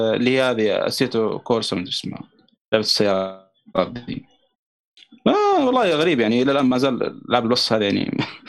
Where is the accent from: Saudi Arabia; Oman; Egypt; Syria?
Saudi Arabia; also born or lived in Mecca; عندنا في السعوديه